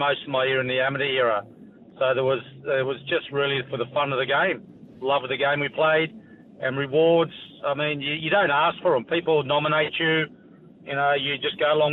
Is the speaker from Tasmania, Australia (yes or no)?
no; Queanbeyan, New South Wales, Australia; moved away as an adult; also born or lived in South Africa; I grew up in Queanbeyan, 21,000 people